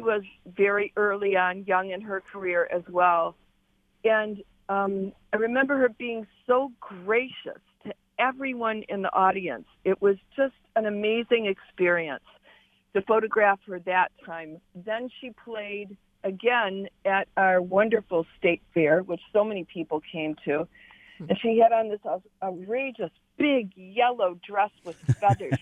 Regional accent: Detroit, Michigan, United States; you were from Detroit

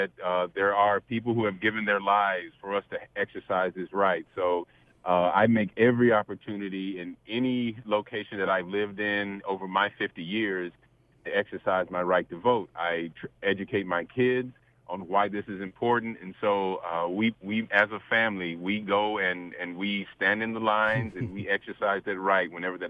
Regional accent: Memphis, Tennessee, United States; now in White Lake, United States; I'm a child of the South. I grew up in Memphis, Tennessee.

